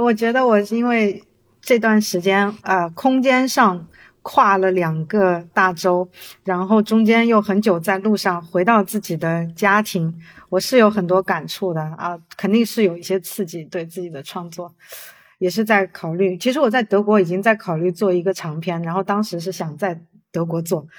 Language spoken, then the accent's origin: Chinese; China; 我我很想要做一个跟我家乡有关的一个，因为我已经很久没有在中国的环境里面创作了。